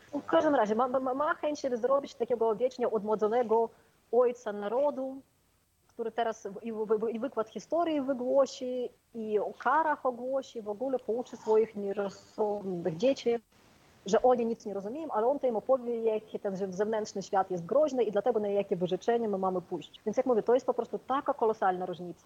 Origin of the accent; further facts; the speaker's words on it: Ukraine; Polish is a second language; moved away as an adult; also born or lived in Kyiv; now in Poland; jako Ukrainka